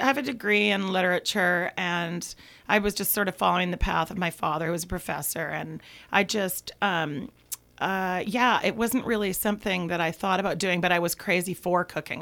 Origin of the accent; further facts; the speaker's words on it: Vancouver, British Columbia, Canada; I'm from Vancouver, Canada